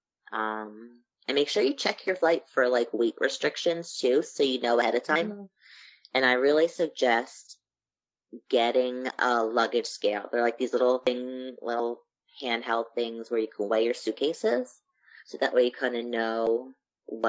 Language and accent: English; Pennsylvania, United States; I'm from Pennsylvania